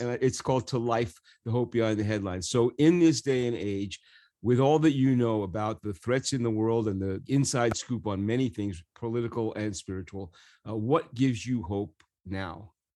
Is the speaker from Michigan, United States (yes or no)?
no; New York, United States; growing up in New York